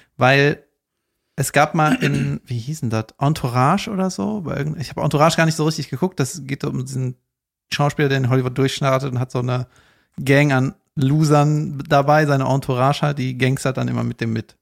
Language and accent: German; Cologne, North Rhine-Westphalia, Germany; da wo ich herkomme, in Köln-Ostheim